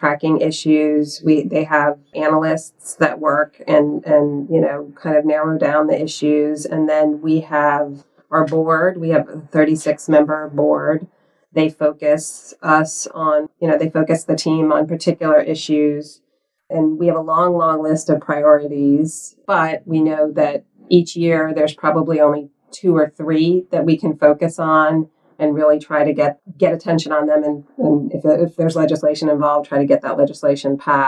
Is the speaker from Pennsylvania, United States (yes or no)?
no; Miami, Florida, United States; moved away; I grew up in Miami